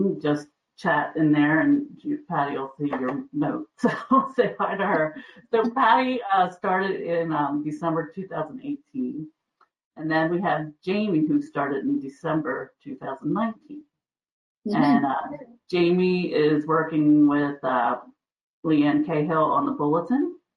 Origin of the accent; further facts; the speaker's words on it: Kennett Square, Pennsylvania, United States; also born or lived in Wilmington, Delaware; I was born in Wilmington. I actually live in Pennsylvania. And so I was raised in a place called Kennett Square, Pennsylvania, and I live there today